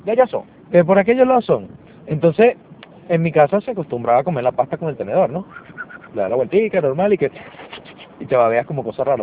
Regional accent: Venezuela; now in Lima, Peru; cuando nos regresemos a Venezuela

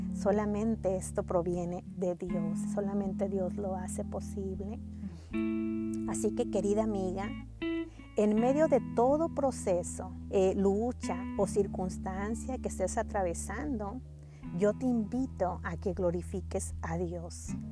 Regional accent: Mexico; now in Texas, United States; Soy mexicana, pero radico en Texas, junto a mi bella familia

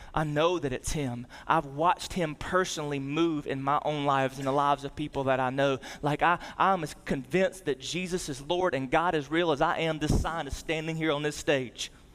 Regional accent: the South, United States; we grew up in the South and, and we grew up in church.

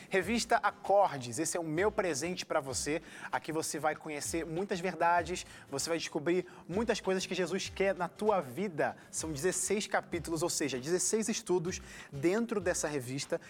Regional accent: Rio de Janeiro, Brazil; Eu, como carioca, me senti em casa, porque eu sou da Zona Norte

